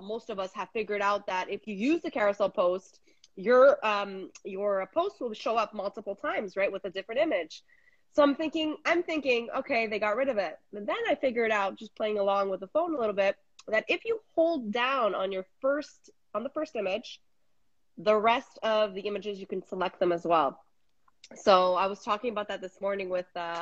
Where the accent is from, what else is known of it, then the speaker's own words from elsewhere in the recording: Montreal, Quebec, Canada; I am from Montreal, Canada